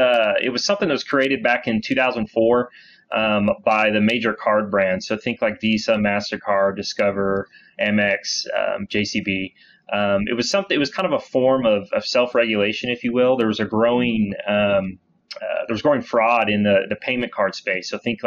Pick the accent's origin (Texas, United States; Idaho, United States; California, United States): Texas, United States; Dallas; Yeah. So I born and raised in Dallas. I started at Weaver about 8 years ago now.